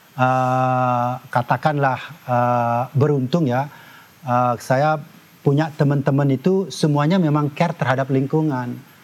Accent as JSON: {"language": "Indonesian", "town": "Tabanan", "region": "Bali", "country": "Indonesia", "tie": "born or raised there", "also_born_or_lived": "United States", "moved": "as an adult", "said": "saya dilahirkan di uh, desa kecil uh, namanya uh, Banjar Jangkahan, Desa Batuaji, Kecamatan Keramitan, Tabanan"}